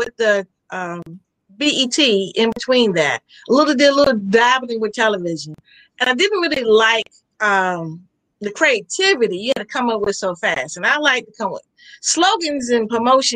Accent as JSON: {"language": "English", "town": "Sussex", "region": "Virginia", "country": "United States", "said": "I'm from Sussex, Virginia"}